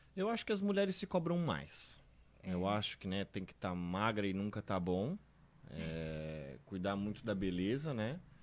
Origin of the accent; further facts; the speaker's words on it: Blumenau, Santa Catarina, Brazil; moved away as an adult; now in Guabiruba, Brazil; sou natural de Blumenau, mas moro na Guabiruba já há uns 7 anos